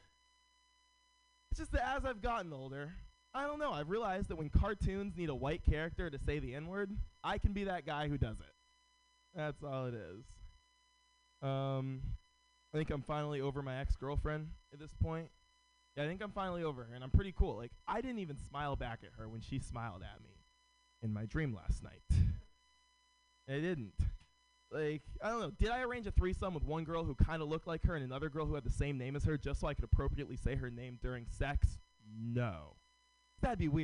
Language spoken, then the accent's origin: English; San Francisco, California, United States; Born and raised in San Francisco